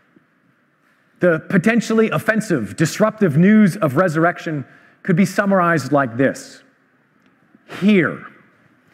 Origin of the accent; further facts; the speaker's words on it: Vancouver, British Columbia, Canada; I grew up in Vancouver